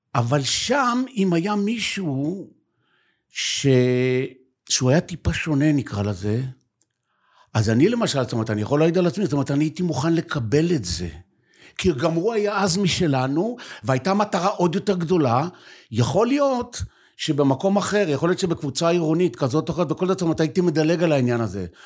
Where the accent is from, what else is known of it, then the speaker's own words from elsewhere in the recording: Yagur, Haifa District, Israel; אה, אני בן יגור